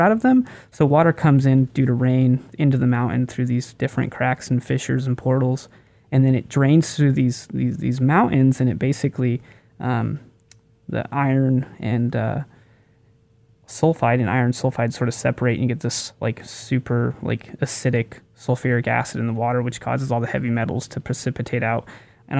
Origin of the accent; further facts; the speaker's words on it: Durango, Colorado, United States; my hometown of Durango